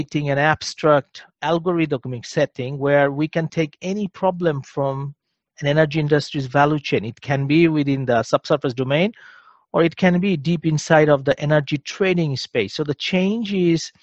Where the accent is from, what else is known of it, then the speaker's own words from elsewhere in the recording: Bangladesh; moved away as an adult; also born or lived in Germany; I'm originally from Bangladesh